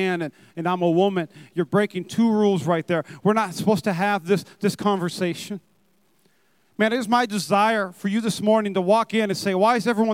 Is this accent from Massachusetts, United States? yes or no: no; North Dakota, United States; now in Las Vegas, United States; I'm from North Dakota